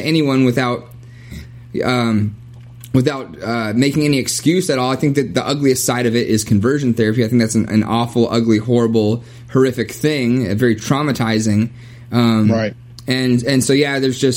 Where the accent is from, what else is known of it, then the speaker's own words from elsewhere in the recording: Kentucky, United States; moved away; also born or lived in Kansas; growing up in the Bible Belt in Kentucky